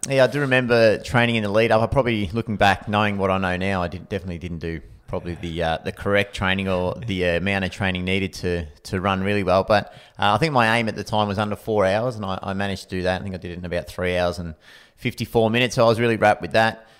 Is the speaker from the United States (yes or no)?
no; Anglesea, Victoria, Australia; I grew up in Anglesey, so coastal town, um, sort of half an hour from Geelong